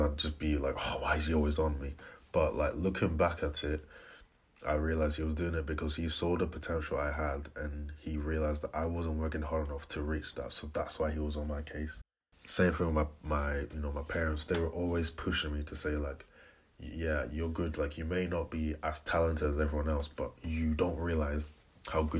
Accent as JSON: {"language": "English", "town": "Aberdeen", "region": "Scotland", "country": "United Kingdom", "said": "I am 23 years old and I'm from Aberdeen"}